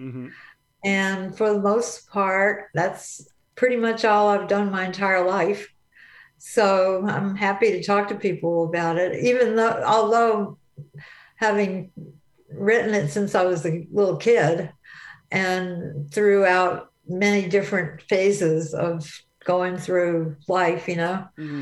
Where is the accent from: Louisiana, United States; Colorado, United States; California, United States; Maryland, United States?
Louisiana, United States; south of New Orleans; I was born in Louisiana. Mm-hmm. I grew up on a little bitty farm south of New Orleans on the river, and we grew oranges and tomatoes and garlic were our crops